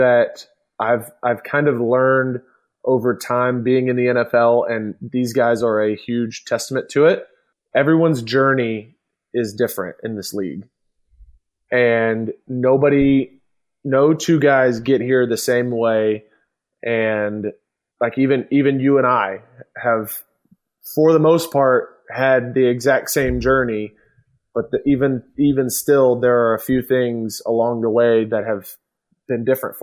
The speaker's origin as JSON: {"language": "English", "town": "Atlanta", "region": "Georgia", "country": "United States", "tie": "born or raised there", "said": "You and I grew up in Atlanta"}